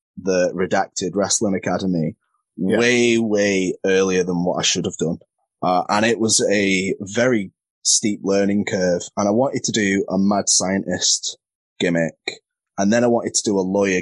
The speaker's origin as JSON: {"language": "English", "town": "Crewe", "region": "North West England", "country": "United Kingdom", "said": "I'm from Crewe, and there isn't a school near me"}